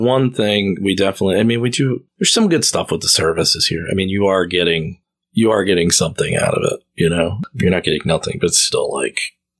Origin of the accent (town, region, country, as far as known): New Jersey, United States